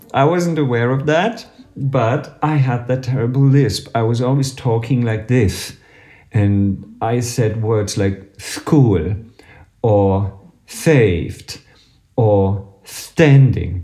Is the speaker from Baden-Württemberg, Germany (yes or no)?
no; Berlin, Germany; I come from Berlin in Germany